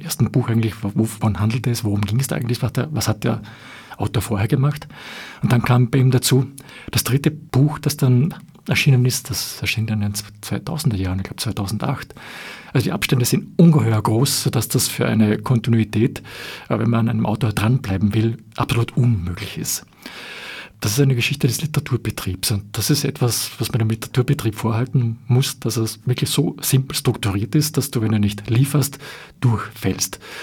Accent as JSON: {"language": "German", "country": "Austria", "said": "wir als Österreicher"}